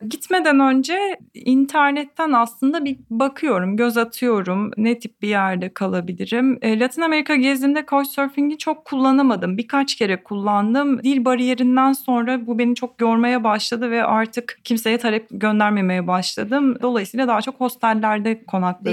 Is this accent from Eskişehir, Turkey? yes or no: yes; Eskişehir, Turkey; now in Istanbul, Turkey; ikincisi Eskişehir diyeceğim. Ee, kendi memleketim olduğu için.